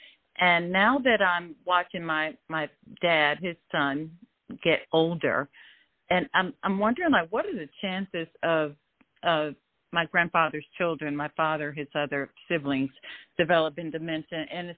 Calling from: Atlanta, Georgia, United States; I'm calling from Metro Atlanta area.

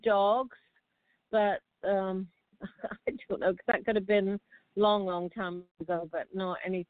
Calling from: Pinellas County, Florida, United States; I'm calling from Florida, Pinellas County.

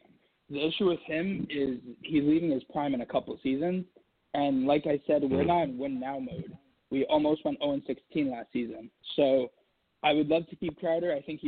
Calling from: New York City, New York, United States; I'm from Brooklyn, New York.

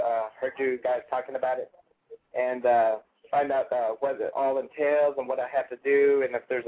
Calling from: Atlanta, Georgia, United States; I'm calling from Atlanta.

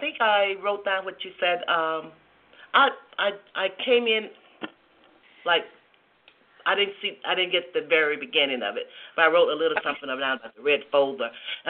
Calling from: Georgia, United States; I'm calling from Georgia.

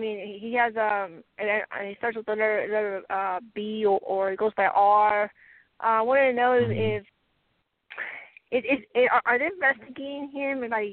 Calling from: Colorado, United States

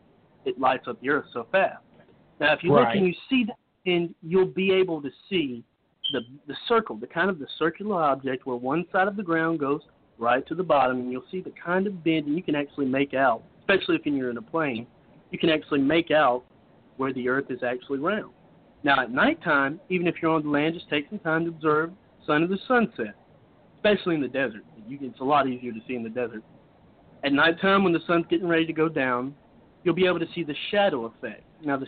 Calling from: Cochran, Georgia, United States; I am calling from Cochran, Georgia.

